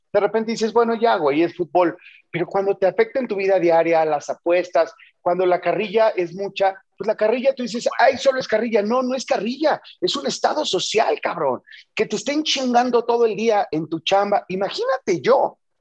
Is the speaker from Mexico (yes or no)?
yes; Cosamaloapan, Veracruz, Mexico; yo soy de Cosamaloapan, Veracruz, un pueblito ahí en la cuenca del Papaloapan